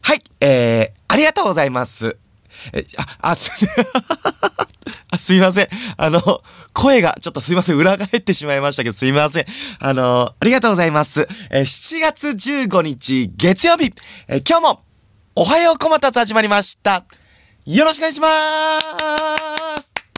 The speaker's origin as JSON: {"language": "Japanese", "town": "Suzaka", "region": "Nagano", "country": "Japan", "tie": "born or raised there", "said": "僕は長野県の、 あの、須坂市ってとこ出身"}